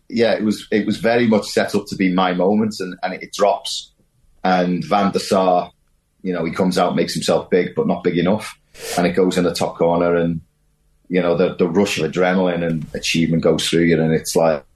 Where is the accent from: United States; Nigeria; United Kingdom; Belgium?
United Kingdom; the Wirral, North West England; I'm from the Wirral. You know, I was born there